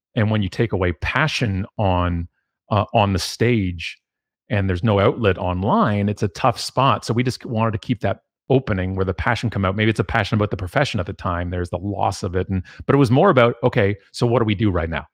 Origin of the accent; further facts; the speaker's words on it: Canada; being Canadian